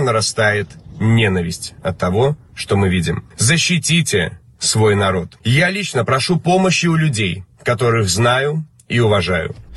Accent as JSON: {"language": "Russian", "country": "Belarus", "said": "мы, белорусы"}